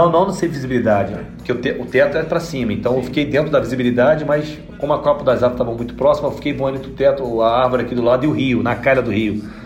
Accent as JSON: {"language": "Portuguese", "region": "Rio de Janeiro", "country": "Brazil", "moved": "as an adult", "lives_now": "Paranaguá, Brazil", "said": "eu sou carioca mesmo assim"}